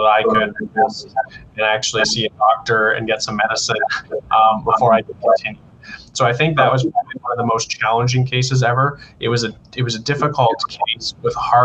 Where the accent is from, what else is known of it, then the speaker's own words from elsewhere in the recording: McLaughlin, Alberta, Canada; So I grew up in McLaughlin, which I don't know if some of you definitely know. It's just southwest of Lloydminster.